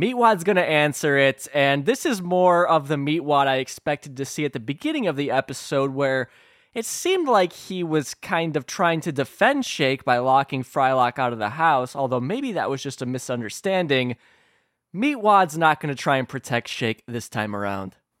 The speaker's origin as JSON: {"language": "English", "region": "Illinois", "country": "United States", "said": "my home state of Illinois."}